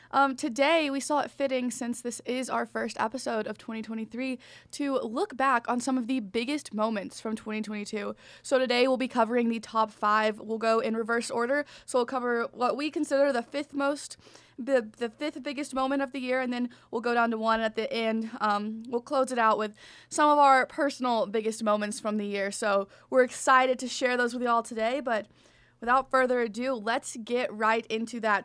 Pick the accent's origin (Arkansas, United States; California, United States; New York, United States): Arkansas, United States; now in Michigan, United States; I'm from Arkansas